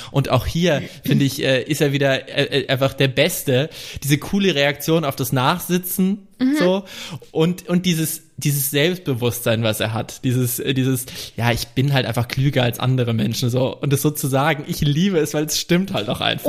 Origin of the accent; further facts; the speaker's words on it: Franconia, Bavaria, Germany; moved away; ich komme ja vom Dorf, vom fränkischen Dorf